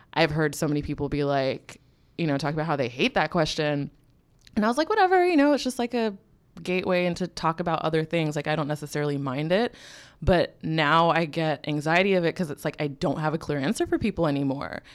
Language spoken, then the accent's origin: English; Bay Area, California, United States; moved away as an adult; also born or lived in US East Coast / Philadelphia, Pennsylvania; now in New York, United States; I was born in the Bay Area, California, and then I grew up between the East and West Coast, kind of like back and forth